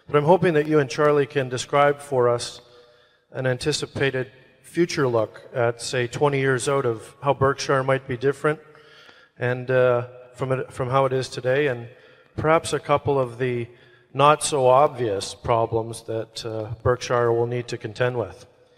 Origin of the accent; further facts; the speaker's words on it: London, Ontario, Canada; I'm from London, Ontario.